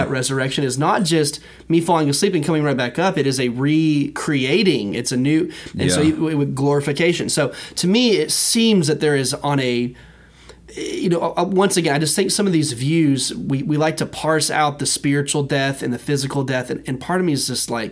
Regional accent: United States; As an American, as a member of America, right? As a citizen of America

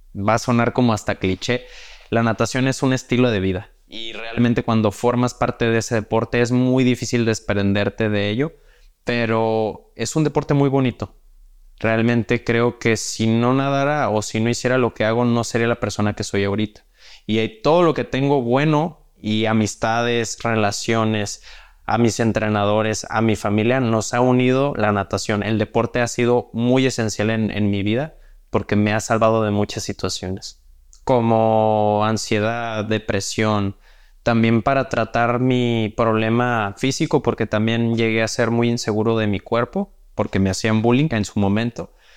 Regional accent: Mexico; tenemos las capacidades como mexicanos

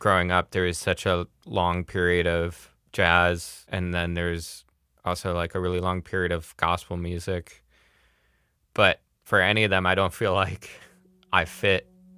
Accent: Midwest, United States; I'm from the Midwest as a white guy, like upper middle class.

